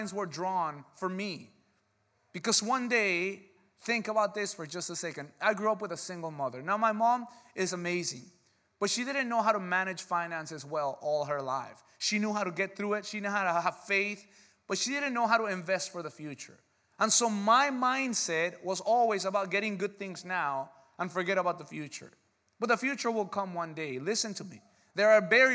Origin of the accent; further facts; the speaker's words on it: United States; because we're American